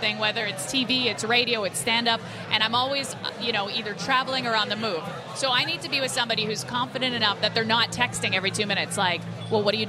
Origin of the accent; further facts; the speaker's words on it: Winnipeg, Manitoba, Canada; I'm from Winnipeg